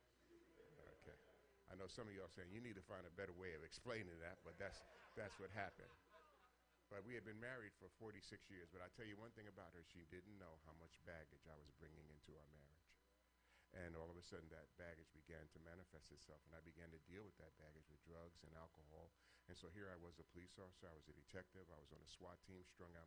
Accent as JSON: {"language": "English", "town": "New York City", "region": "New York", "country": "United States", "tie": "born or raised there", "said": "Born and raised in New York City, grew up in a very dysfunctional family"}